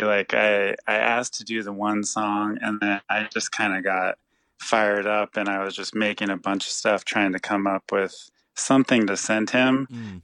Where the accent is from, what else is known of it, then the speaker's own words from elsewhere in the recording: San Jose, California, United States; we're both from San Jose